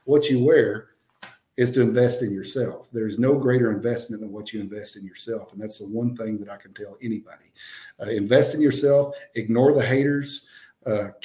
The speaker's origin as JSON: {"language": "English", "town": "Rising Star", "region": "Texas", "country": "United States", "tie": "born or raised there", "said": "my hometown, Rising Star, Texas"}